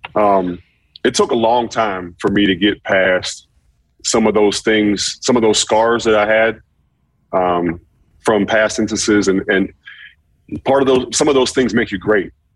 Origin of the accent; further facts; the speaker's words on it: Pittsburgh, Pennsylvania, United States; growing up in Pittsburgh